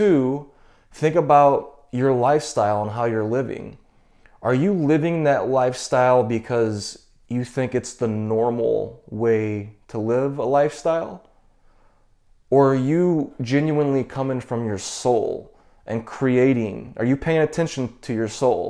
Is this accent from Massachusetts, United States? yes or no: no; St. Louis, Missouri, United States; also born or lived in Boston; I'm from St. Louis